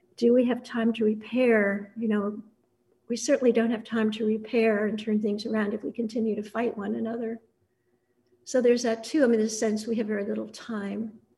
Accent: Annandale-on-Hudson, New York, United States; I grew up on Bard College campus, this very small, wonderful, intimate place then, it's still wonderful, but we were an intimate community. It was very tribal, um, very close to the woods along the Hudson River

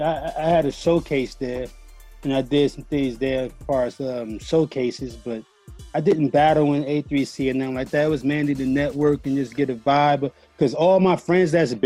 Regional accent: Milwaukee, Wisconsin, United States; I'm from Milwaukee, Wisconsin

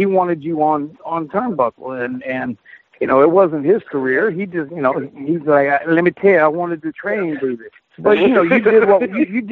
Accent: Florida, United States; I'm from Florida, I grew up at the matches

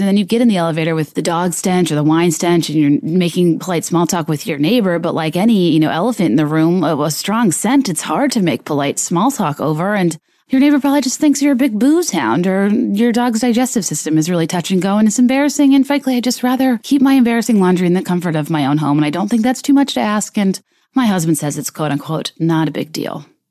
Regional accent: Richmond, Virginia, United States; also born or lived in San Diego, California; My parents did choose to move to Richmond, Virginia

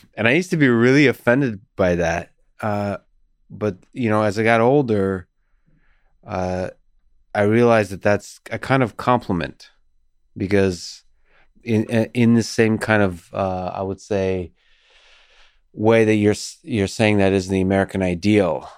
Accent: Moscow, Russia; also born or lived in Soviet Union; now in United States; I grew up in Moscow, Russia.

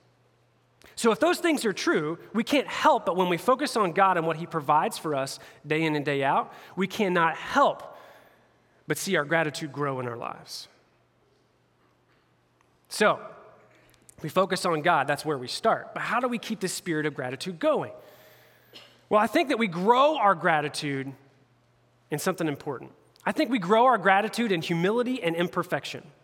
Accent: hometown of the Pacers, Indiana, United States; I'm a homeboy. I like all my hometown teams

